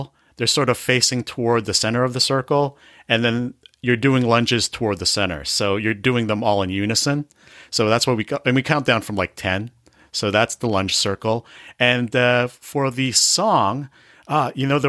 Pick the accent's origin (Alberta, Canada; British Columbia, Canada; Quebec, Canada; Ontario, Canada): Ontario, Canada; Toronto; I was born and raised. I was raised in Scarborough